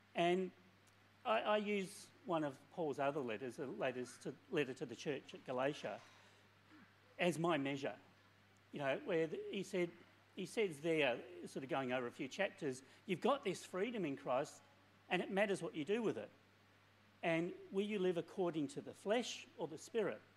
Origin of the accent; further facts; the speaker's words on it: Maddington, Western Australia, Australia; also born or lived in England; I English by birth, so quality heritage. Uh, um, came to Australia as just a, a, little tyke, and for most of my years, I grew up in Maddington